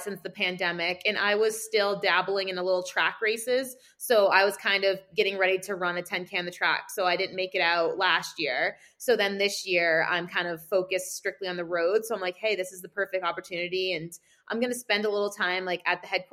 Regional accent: Maine, United States; moved away as an adult; also born or lived in Connecticut / Boston; now in Flagstaff, United States; I'm originally from Maine

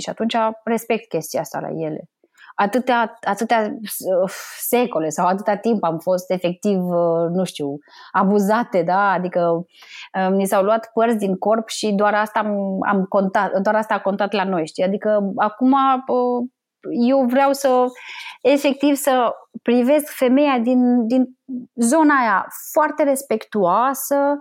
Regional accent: Bucharest, Romania; also born or lived in Moldova; eu sunt din Republica Moldova, și părinții mei s-au mutat în București

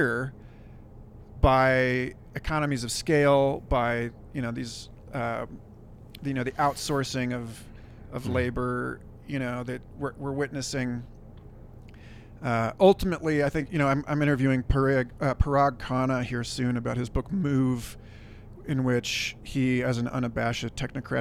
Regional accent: Kansas City, United States; now in Santa Fe, United States; I'm from Kansas City

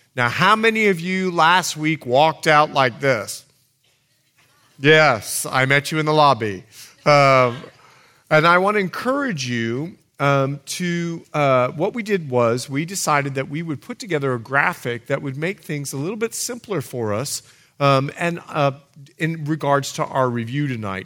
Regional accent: Bahamas; moved away; I'm from the Bahamas

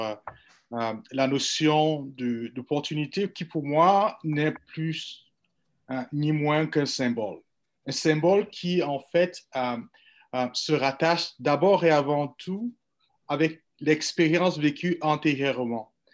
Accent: Cameroon; moved away as an adult; also born or lived in Europe; now in Canada; Moi, je suis né au Cameroun, j'ai grandi au Cameroun, j'ai étudié en Europe, je suis arrivé ici

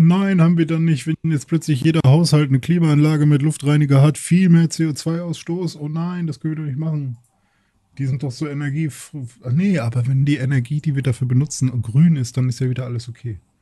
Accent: Germany; wir Deutschen

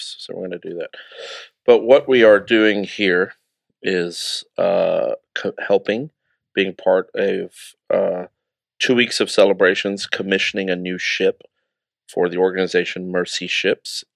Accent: United Kingdom; Being a British citizen

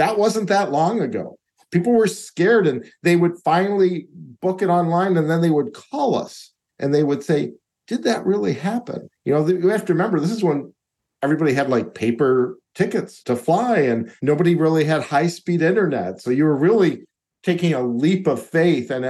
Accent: Chicago, Illinois, United States; moved away; I'm a guy from Chicago

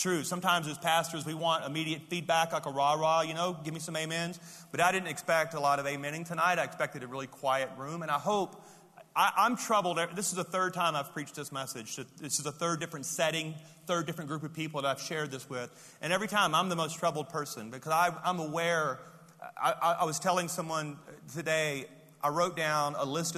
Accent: Louisiana, United States; I'm from Louisiana

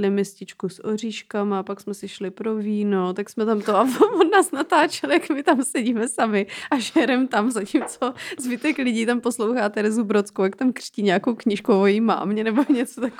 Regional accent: Serbia; Czech is a second language; now in Czech Republic

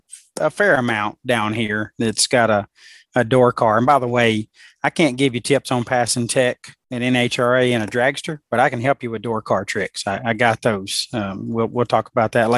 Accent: Alabama, United States; I'm from Alabama

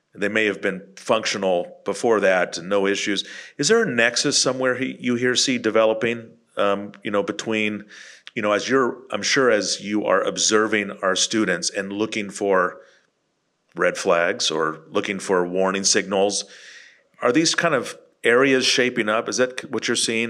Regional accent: Bay Area, California, United States; now in Texas, United States; I lived in California in the Bay Area

